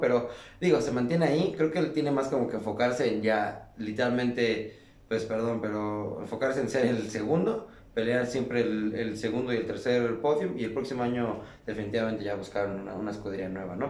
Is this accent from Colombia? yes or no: no; Mexico; nosotros mexicanos